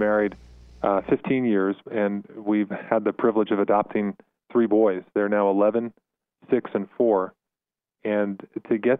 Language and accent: English; South Shore of Long Island, New York, United States; moved away as an adult; now in Colorado Springs, United States; I grew up in New York. Was born on the South Shore of Long Island